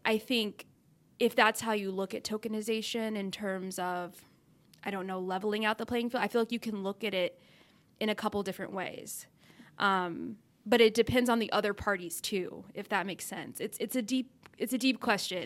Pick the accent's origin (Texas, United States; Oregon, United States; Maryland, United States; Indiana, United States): Texas, United States; Dallas; moved away as an adult; also born or lived in Arkansas; I grew up in Texas thinking that was the South, but I was in Dallas